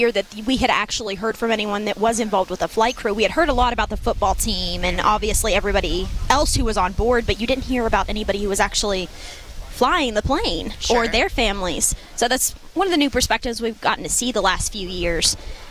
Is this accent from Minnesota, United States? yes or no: no; Huntington, West Virginia, United States; I grew up in Huntington.